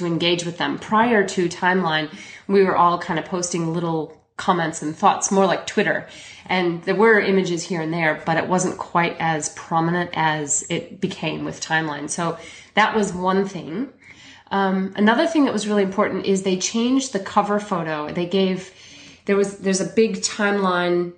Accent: Chicago, Illinois, United States; now in Melbourne, Australia; I'm originally from Chicago, but I moved to Melbourne, Australia about 17 years ago

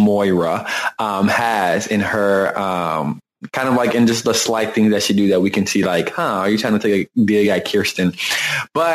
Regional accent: Texas, United States; I'm from Texas

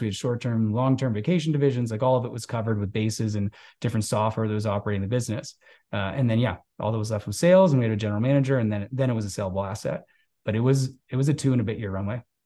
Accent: outside of Toronto, Ontario, Canada; moved away as an adult; also born or lived in West Coast of Canada; I grew up outside of Toronto, so this is Canada's biggest city.

